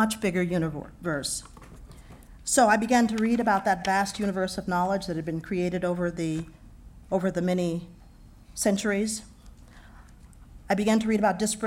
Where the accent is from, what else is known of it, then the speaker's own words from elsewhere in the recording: Houston, Texas, United States; moved away as an adult; I grew up in Texas.